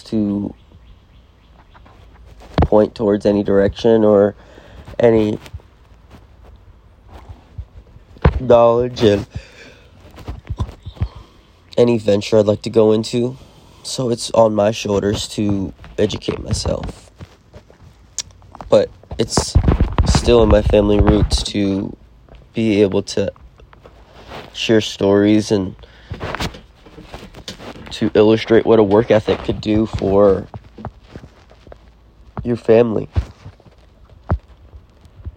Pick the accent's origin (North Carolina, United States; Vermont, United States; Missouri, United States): North Carolina, United States; moved away; I'm originally from North Carolina